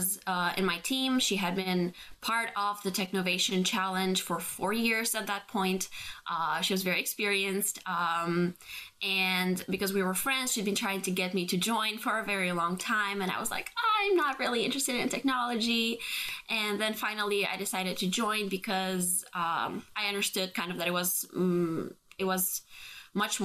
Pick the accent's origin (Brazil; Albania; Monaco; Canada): Albania; we were three young girls growing up in Albania in an extremely patriarchal society